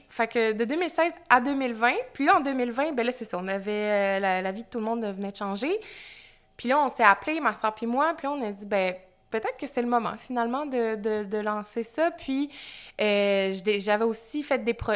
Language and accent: French; Magdalen Islands, Quebec, Canada; moved away as an adult; also born or lived in Montreal; je suis originaire des îles de la Madeleine. Je suis née aux îles de la Madeleine, j'ai grandi là-bas